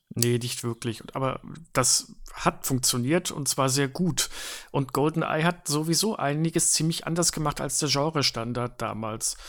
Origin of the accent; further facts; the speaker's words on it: Switzerland; moved away; ich habe in meiner Kindheit ja in der Schweiz gelebt